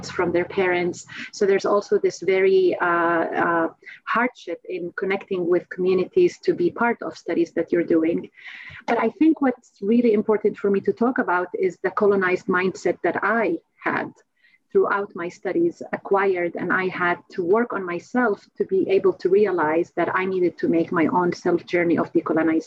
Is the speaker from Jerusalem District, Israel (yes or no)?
no; Nazareth, Northern District, Israel; moved away as an adult; also born or lived in Tel Aviv; I was born in Nazareth, and I was trained as a speech-language pathologist at Tel Aviv University